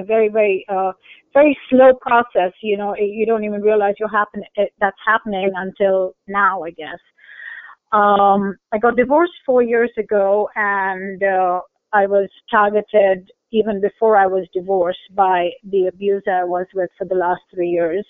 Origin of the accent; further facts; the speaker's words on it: Kuwait; I was born in Kuwait, so it was a Muslim country